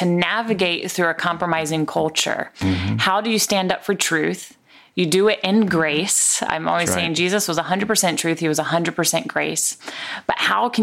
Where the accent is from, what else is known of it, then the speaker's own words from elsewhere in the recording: the South, United States; growing up in the South